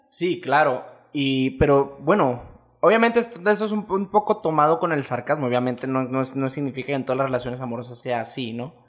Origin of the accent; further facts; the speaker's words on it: Mexico; como mexicanos